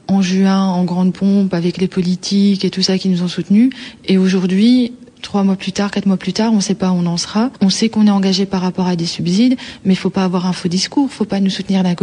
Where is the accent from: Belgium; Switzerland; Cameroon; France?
Belgium; Brussels, Brussels-Capital Region; Moi, je suis bruxellois, je travaille à Bruxelles